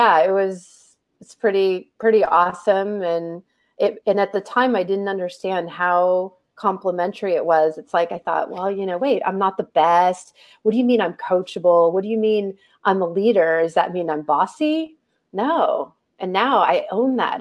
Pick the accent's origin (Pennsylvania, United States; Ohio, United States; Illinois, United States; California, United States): California, United States; San Mateo; I grew up in San Mateo, California